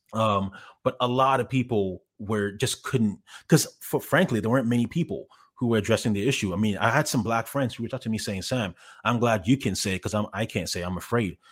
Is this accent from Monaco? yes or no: no; Canada; moved away as an adult; also born or lived in Ghana / Montreal / Toronto / Los Angeles; now in Columbus, United States; when I was ten years old, we moved to, my family and I, we moved to Canada. Uh, I was originally in Montreal, then, then Toronto.